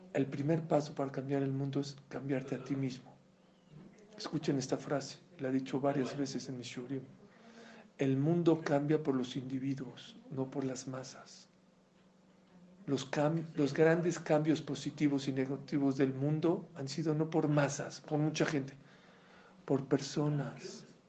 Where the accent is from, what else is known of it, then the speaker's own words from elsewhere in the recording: Mexico; Yo la verdad vengo de México